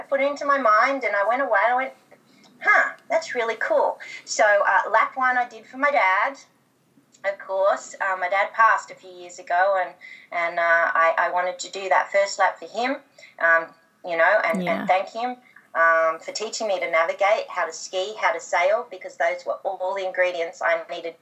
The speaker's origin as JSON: {"language": "English", "country": "Australia", "said": "as any Aussie girl does"}